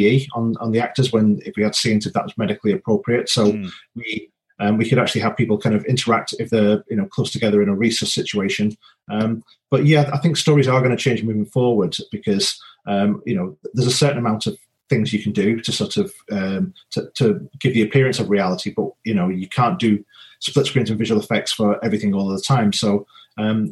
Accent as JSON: {"language": "English", "town": "Wigan", "region": "North West England", "country": "United Kingdom", "tie": "born or raised there", "also_born_or_lived": "Northumberland", "moved": "yes", "lives_now": "Leatherhead, United Kingdom", "said": "I grew up in Wigan in the north"}